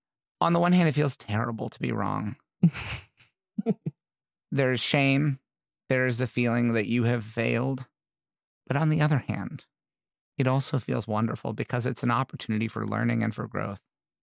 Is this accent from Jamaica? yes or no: no; Midwest, United States; I did feel, you know, I grew up in the Midwest.